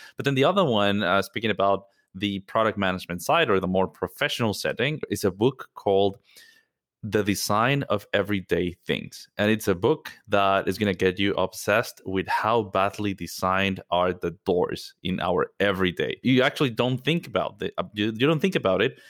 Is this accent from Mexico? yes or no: yes; Mexico City, Mexico; moved away as an adult; I'm originally from Mexico. Mexico City is home for me.